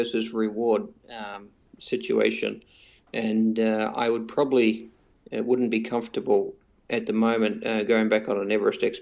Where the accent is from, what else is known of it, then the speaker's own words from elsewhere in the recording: New Zealand; moved away as an adult; now in Singapore; I'm originally from New Zealand